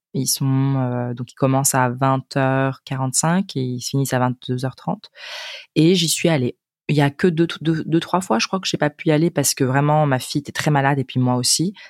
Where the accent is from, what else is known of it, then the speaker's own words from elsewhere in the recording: Spain; French is a second language; je viens de l'Espagne